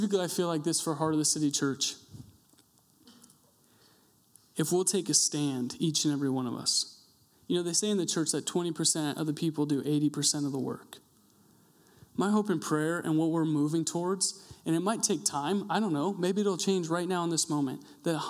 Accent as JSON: {"language": "English", "town": "Coeur d'Alene", "region": "Idaho", "country": "United States", "said": "I'm from Coeur d'Alene"}